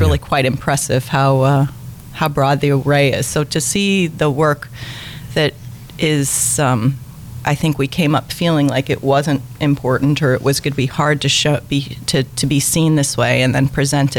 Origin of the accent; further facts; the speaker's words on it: Brooklyn, New York, United States; I am from Brooklyn.